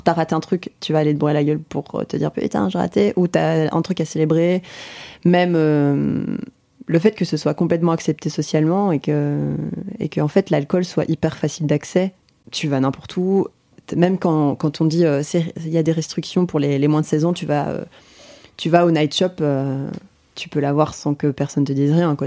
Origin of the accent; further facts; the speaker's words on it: Belgium; en tant que Belge